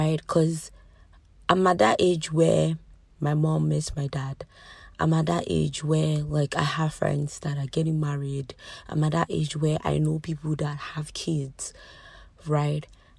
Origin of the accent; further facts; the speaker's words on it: Nigeria; So today's episode, as you can tell already, is just life as a Nigerian, right? As in life as a young adult living in Nigeria.